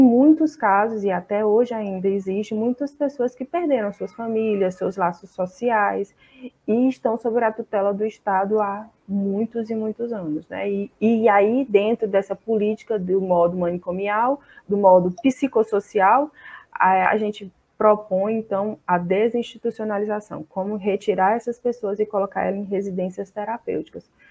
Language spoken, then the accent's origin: Portuguese; Fortaleza, Ceará, Brazil; sou de Fortaleza, no Ceará